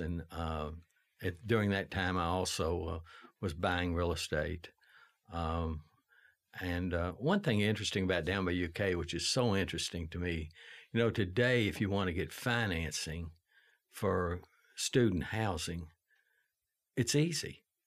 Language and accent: English; Lexington, Kentucky, United States; I was raised on Chenault Road, uh, in Le, in, uh, Chevy Chase